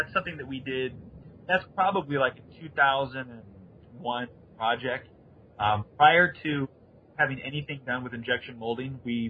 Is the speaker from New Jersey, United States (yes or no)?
no; Kansas City, Missouri, United States; I love Santa Fe and I grew up in Kansas City and blah, blah, blah, blah, you know.